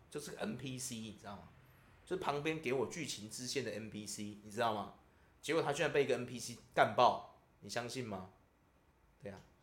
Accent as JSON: {"language": "Chinese", "country": "Taiwan", "said": "我们台湾人"}